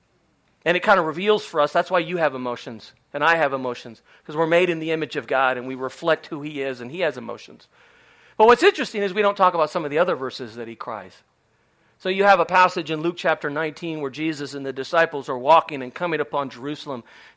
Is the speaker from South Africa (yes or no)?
no; Spain; Many of you know I grew up in Spain. My parents are still there doing ministry.